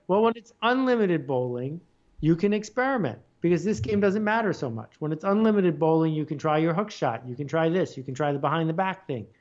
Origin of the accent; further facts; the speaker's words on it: Buffalo, New York, United States; I grew up in Buffalo, New York.